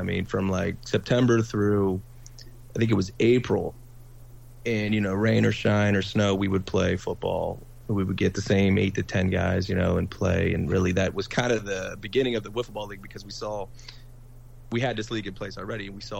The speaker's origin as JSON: {"language": "English", "town": "Wheeling", "region": "West Virginia", "country": "United States", "tie": "born or raised there", "said": "we grew up in Wheeling, we went to Wheeling Catholic High School"}